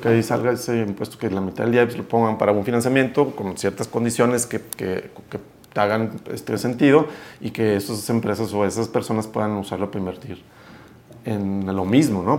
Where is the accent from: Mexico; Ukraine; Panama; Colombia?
Mexico